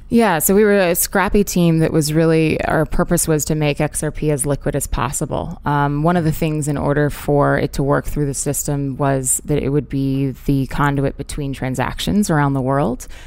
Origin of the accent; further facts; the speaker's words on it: Orlando, Florida, United States; moved away as an adult; also born or lived in Hong Kong / London; I grew up in Orlando, Florida